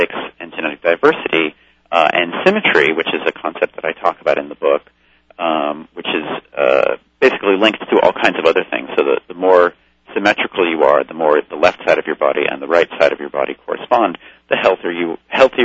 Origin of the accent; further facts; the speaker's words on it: Los Angeles, California, United States; I grew up in Los Angeles and had very liberal parents.